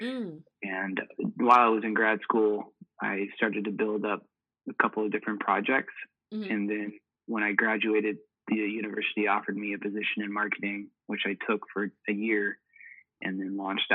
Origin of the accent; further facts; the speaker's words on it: Kansas City, Missouri, United States; now in Norfolk, United States; I was born in Kansas City, where I was raised to love barbecue and sports